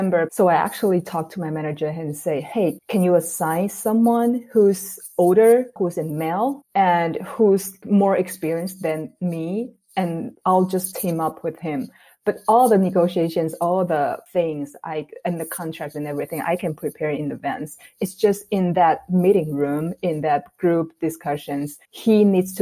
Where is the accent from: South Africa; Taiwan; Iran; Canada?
Taiwan; moved away as an adult; also born or lived in Minnesota, United States; I'm born and raised in Taiwan, and I went to school in the U.S. for my graduate degree in University of Minnesota